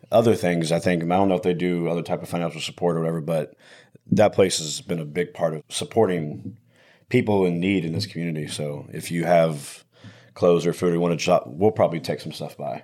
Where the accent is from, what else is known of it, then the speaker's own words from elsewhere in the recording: Tomball, Texas, United States; also born or lived in Virginia; this town and my hometown